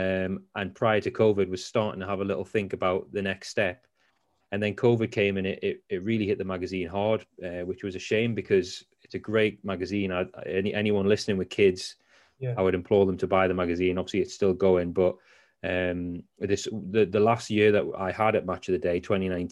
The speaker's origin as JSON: {"language": "English", "town": "Whitley Bay", "region": "North East England", "country": "United Kingdom", "moved": "as an adult", "said": "I'm from Whitley Bay on the coast of Newcastle"}